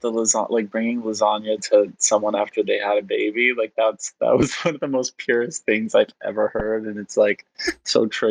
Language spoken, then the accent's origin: English; Montreal, Quebec, Canada; first language Polish; English is a second language; moved away; also born or lived in West Virginia, United States; I moved to West Virginia with my parents, and my sister stayed behind in Montreal